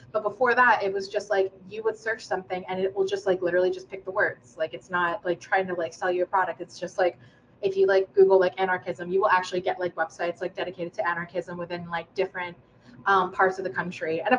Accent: United States; shit that you just kind of like inherently learn by like being in the growing up in the United States.

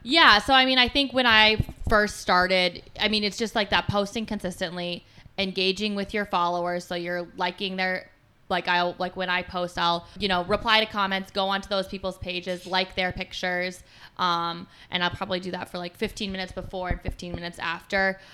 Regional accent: Colorado, United States; moved away as an adult; also born or lived in Philadelphia, Pennsylvania / Kalamazoo, Michigan; I grew up in Colorado.

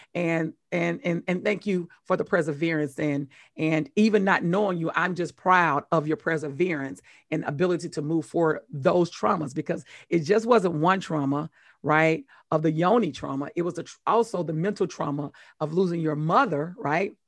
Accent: Mississippi, United States; I'm from Mississippi

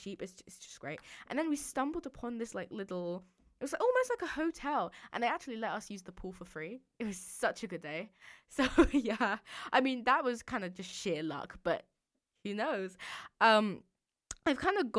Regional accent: London, United Kingdom; also born or lived in Dorset (boarding school); I'm from London

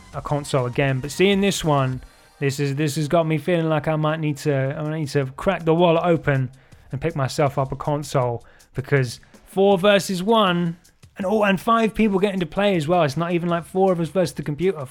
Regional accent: Colchester, East of England, United Kingdom; my hometown of Colchester in Essex

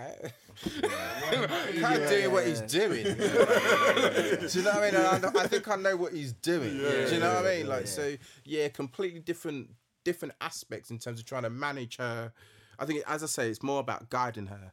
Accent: Mitcham, London, United Kingdom; I'm from Mitcham, innit? Grew up in Mitcham

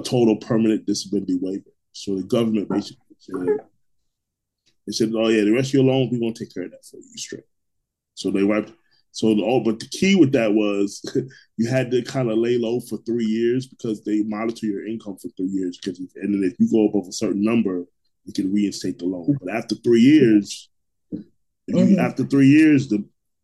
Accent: Orlando, Florida, United States; I grew up in Orlando, so I've been here 30 years.

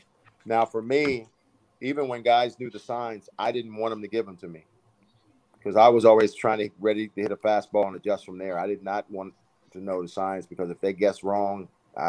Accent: Washington, District of Columbia, United States; moved away; also born or lived in Maryland; I'm from the Washington, D.C. area. Then we moved to Maryland.

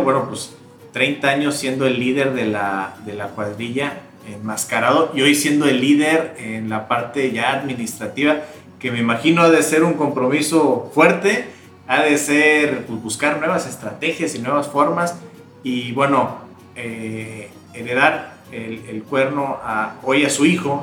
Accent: Huasteca Veracruzana, Mexico; aquí en la Huasteca Veracruzana

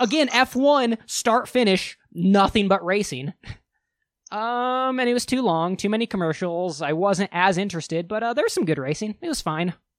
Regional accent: United States

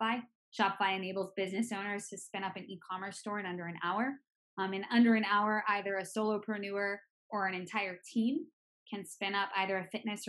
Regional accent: Boston, Massachusetts, United States; moved away as an adult; now in California, United States; I'm originally from Boston, Massachusetts, East Coaster at heart.

